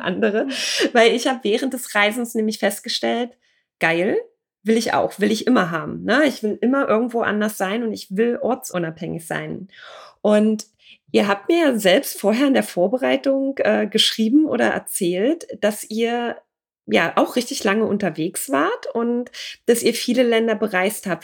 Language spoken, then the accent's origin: German; Germany; wir als Deutsche